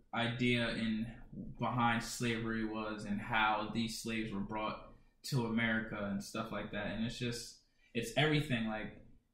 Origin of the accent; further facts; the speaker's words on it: Sierra Leone; For sure. I'm from Sierra Leone. 100% Sierra Leonean.